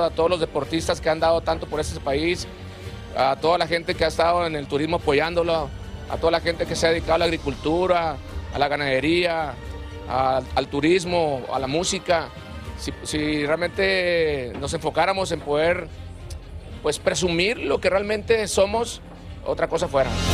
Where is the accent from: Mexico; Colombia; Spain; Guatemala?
Mexico; nosotros como mexicanos